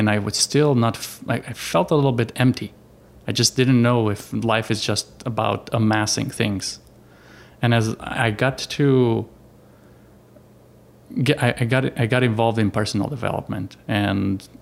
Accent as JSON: {"language": "English", "country": "Romania", "moved": "as an adult", "lives_now": "Arizona, United States", "said": "I am from Romania, from Europe. I came here in 2005. I yeah, I settled in Arizona"}